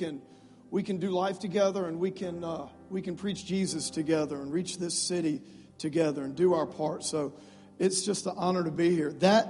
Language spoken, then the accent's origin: English; South Louisiana, United States; moved away; I grew up in South Louisiana. Don't hold that against me. I am a Cajun.